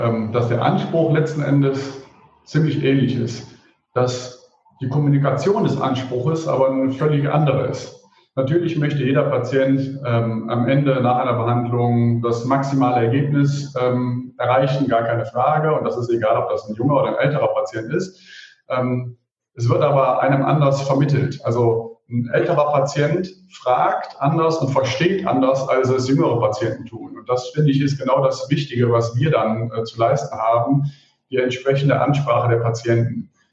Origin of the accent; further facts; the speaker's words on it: Mönchengladbach, North Rhine-Westphalia, Germany; Ich selber bin gebürtiger Mönchengladbacher